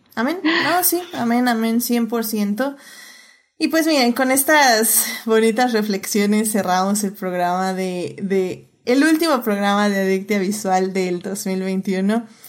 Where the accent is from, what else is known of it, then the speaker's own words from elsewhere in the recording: Mexico; como mexicanos, como personas que vivimos en México